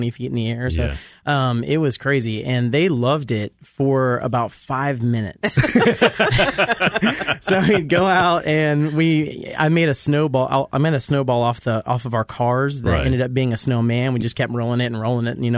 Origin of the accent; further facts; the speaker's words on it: Marietta, Georgia, United States; Born and raised in Marietta, Georgia